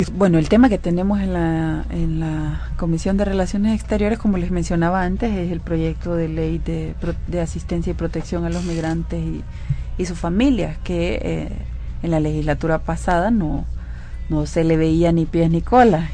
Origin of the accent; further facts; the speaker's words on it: El Salvador; nuestro compromiso como salvadoreños